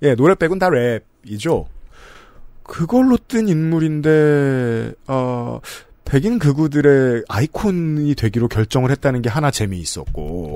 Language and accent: Korean; South Korea; 저는 그냥 한국인이니까